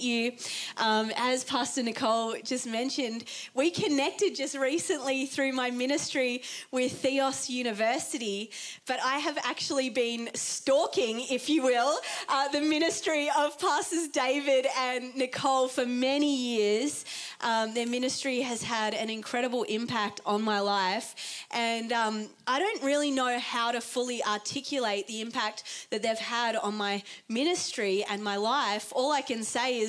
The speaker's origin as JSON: {"language": "English", "country": "Australia", "tie": "born or raised there", "also_born_or_lived": "England / New Zealand", "said": "I was born in England, raised in New Zealand, and then found my way to Australia with my parents at 8 years old"}